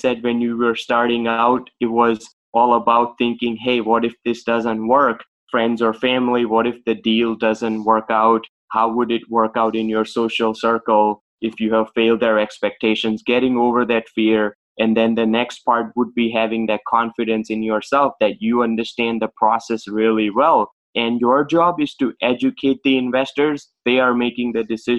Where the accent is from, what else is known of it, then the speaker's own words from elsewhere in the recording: India; now in Boston, United States; I was born and raised in India